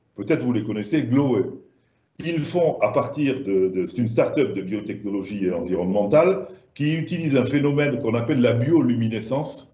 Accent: Languedoc, Occitania, France; accent: southern French; moved away

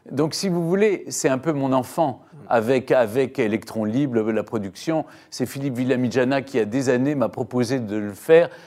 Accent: Lyon, Auvergne-Rhône-Alpes, France; Depuis ma ville natale de Lyon.

